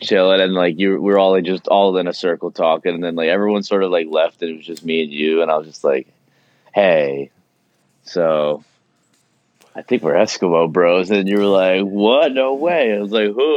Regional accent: New Jersey, United States; we're still from Jersey

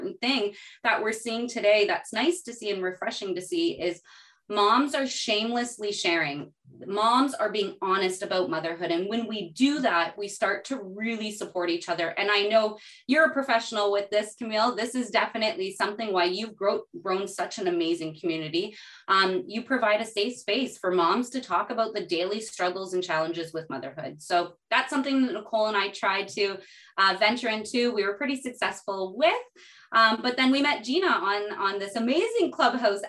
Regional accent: Canada; also born or lived in Burkina Faso; I'm a Canadian mom. I'm a Portuguese Canadian mama.

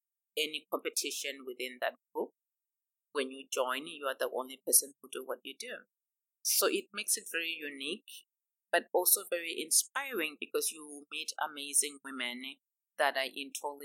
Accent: Harare, Zimbabwe; moved away as an adult; now in Dallas, United States; I grew up in Zimbabwe, in a little town called Harare, and I went to the University of Zimbabwe

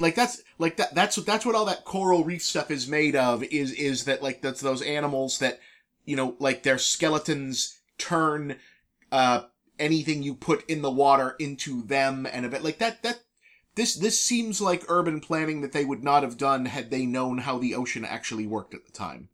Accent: New England, United States; moved away; we're from New England

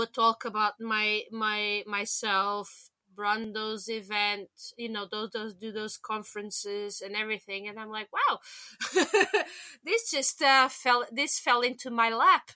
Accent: Lisbon, Portugal; now in London, United Kingdom; back in my hometown in in, in Lisbon

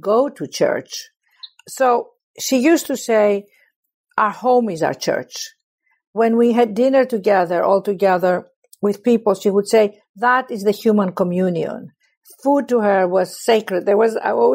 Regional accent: Athens, Attica, Greece; I was born in Athens, Greece

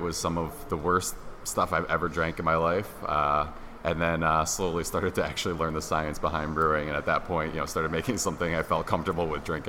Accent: Colonie, New York, United States; Yes, I'm a local guy. I grew up in Colony, New York. Went to Colony High School. Pretty much been in the area my whole life.

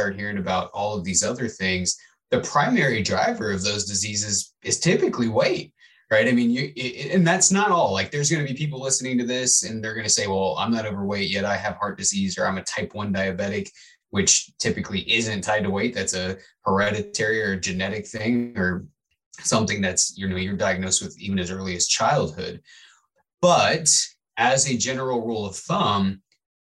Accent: Midwest, United States; I grew up in the Midwest

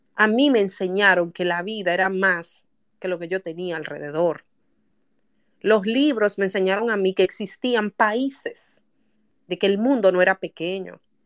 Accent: Santo Domingo, Distrito Nacional, Dominican Republic; Yo nací en La Ciénaga. En el barrio La Ciénaga yo nací.

